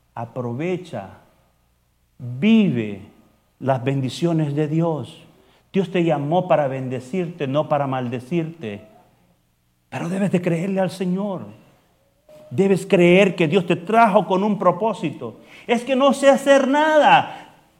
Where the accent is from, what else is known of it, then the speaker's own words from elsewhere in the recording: El Salvador; moved away as an adult; Yo vengo de El Salvador